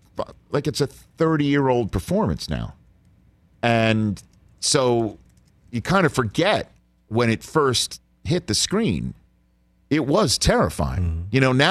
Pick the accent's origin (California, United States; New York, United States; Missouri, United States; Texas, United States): New York, United States; New York City; moved away; My hometown of Staten Island, New York